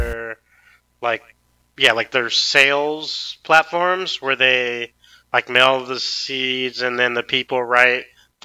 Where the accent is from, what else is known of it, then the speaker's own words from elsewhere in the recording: Texas, United States; I'm from Texas